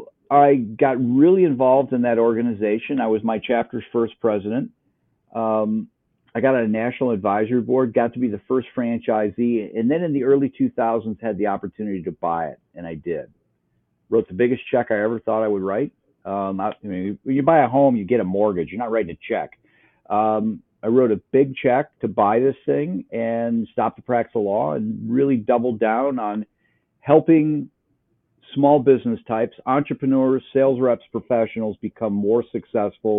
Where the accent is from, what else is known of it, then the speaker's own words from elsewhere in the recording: Upper Peninsula of Michigan, United States; moved away as an adult; also born or lived in Wisconsin; now in Columbus, Ohio, United States; I grew up in the Upper Peninsula of Michigan.